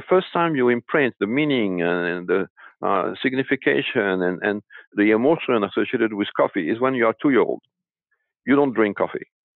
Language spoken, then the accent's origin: English; France; moved away; I was born in France and raised in France